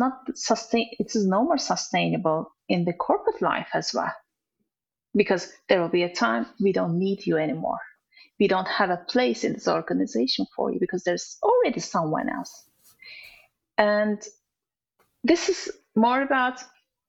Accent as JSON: {"language": "English", "country": "Turkey", "also_born_or_lived": "Dubai / Azerbaijan", "second_language": "English", "moved": "as an adult", "lives_now": "United Kingdom", "said": "we moved from our home country from Turkey to other countries"}